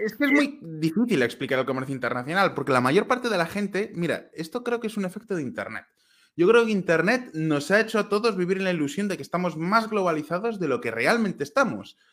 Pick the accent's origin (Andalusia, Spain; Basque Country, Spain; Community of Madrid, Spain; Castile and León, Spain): Castile and León, Spain; Valladolid; yo soy de Valladolid